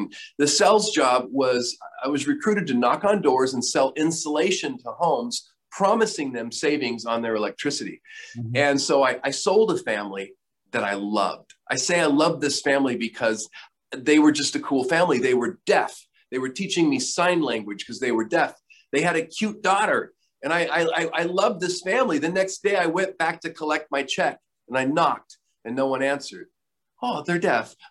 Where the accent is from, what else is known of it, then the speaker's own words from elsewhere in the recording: Myrtle Creek, Oregon, United States; moved away; I grew up in Oregon, and a small town called Myrtle Creek in Douglas County, Oregon, Southern Oregon